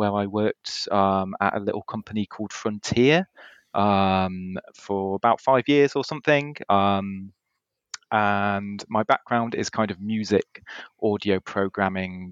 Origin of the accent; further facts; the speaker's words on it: Hope Valley, Peak District, East Midlands, United Kingdom; now in Cambridge, United Kingdom; I come from the Hope Valley originally, up in the Peak District, which is where I entered this world. And then I now live in Cambridge.